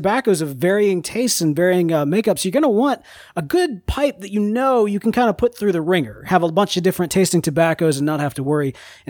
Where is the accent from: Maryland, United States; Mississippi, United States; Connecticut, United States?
Mississippi, United States; But we're from Mississippi.